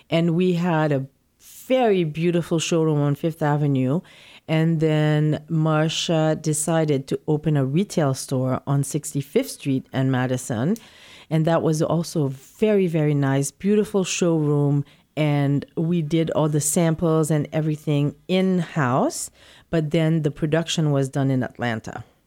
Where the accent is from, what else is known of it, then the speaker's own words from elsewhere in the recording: Port-au-Prince, Ouest, Haiti; moved away as an adult; also born or lived in New York City; now in New York, United States; I was born in Port-au-Prince, Haiti, and I've lived my, most of my childhood in, practically all my childhood in Haiti, and I came to New York to go to college.